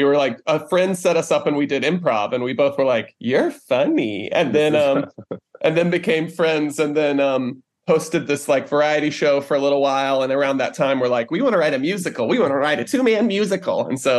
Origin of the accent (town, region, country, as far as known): rural North Carolina, United States